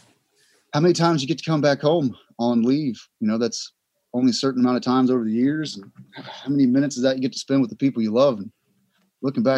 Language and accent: English; Southeast Texas, United States; I grew up in Texas, Southeast Texas. I grew up in a trailer park